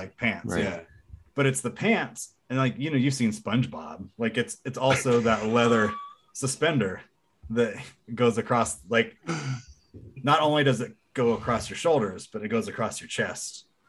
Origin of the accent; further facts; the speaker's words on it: Columbia, South Carolina, United States; They're from my hometown.